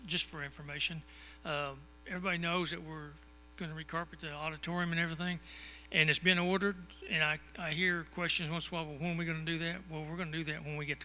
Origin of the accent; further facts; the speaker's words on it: Texas, United States; I am from Texas